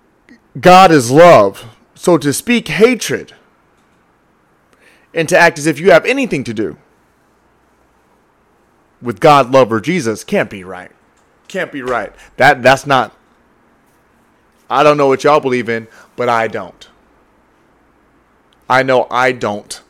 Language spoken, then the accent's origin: English; the South, United States; I grew up in the South, man. Let's call that the Bible Belt